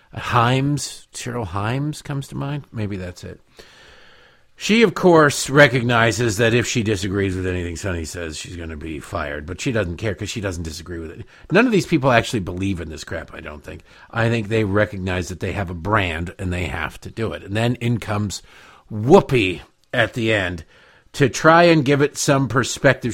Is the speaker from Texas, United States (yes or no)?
no; Michigan, United States; I grew up in Michigan